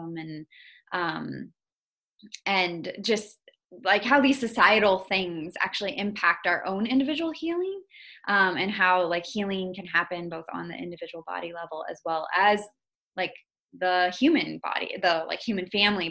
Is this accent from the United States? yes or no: yes; Iowa, United States; also born or lived in Indonesia; I grew up in Iowa.